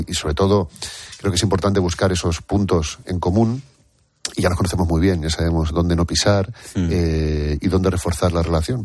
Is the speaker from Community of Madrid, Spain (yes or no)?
no; Durango, Basque Country, Spain; also born or lived in Santa Cruz de Tenerife, Canary Islands; yo soy chicharrero, eh, de pura cepa además. Lo que pasa es que llevo muchos años viviendo en, Bilbao, desde los 8 o 9 años que me fui a Durango